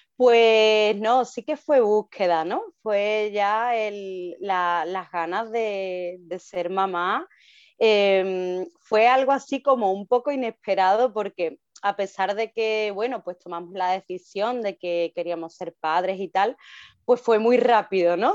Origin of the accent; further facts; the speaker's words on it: Seville, Andalusia, Spain; yo soy de Sevilla y vivimos aquí en Sevilla